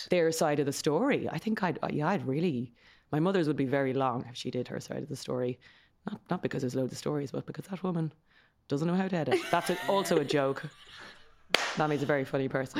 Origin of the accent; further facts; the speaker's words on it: Kildare, County Kildare, Ireland; We grew up in Kildare town